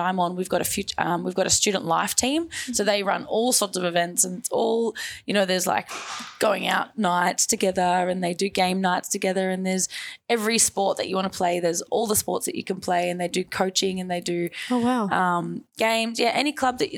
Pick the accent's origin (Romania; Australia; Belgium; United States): Australia; as Australian citizens